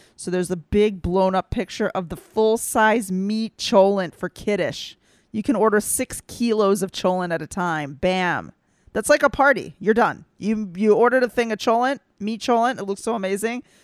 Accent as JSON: {"language": "English", "region": "the Bible Belt", "country": "United States", "tie": "born or raised there", "moved": "yes", "said": "I grew up in the Bible Belt and I faced a little bit of anti-Semitism"}